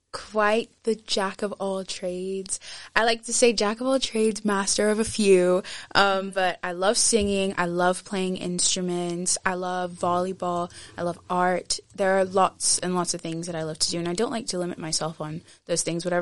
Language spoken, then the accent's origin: English; Aberdeen, Scotland, United Kingdom; also born or lived in Nigeria / Muscat, Oman; now in Edinburgh, United Kingdom; I was not born in Edinburgh. I was born in Nigeria. And we lived there for a while until I was 6 years old. And then we moved to Aberdeen, Scotland. Sunny, sunny Aberdeen.